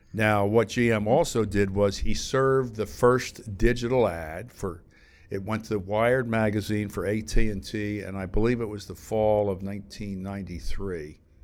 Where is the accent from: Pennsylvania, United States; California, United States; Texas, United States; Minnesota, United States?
Pennsylvania, United States; outside Philadelphia; moved away as an adult; also born or lived in New York; I grew up outside Philadelphia.